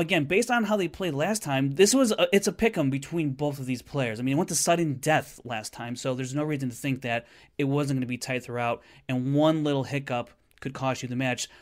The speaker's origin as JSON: {"language": "English", "town": "Chicago", "region": "Illinois", "country": "United States", "tie": "born or raised there", "said": "Chicago, my hometown."}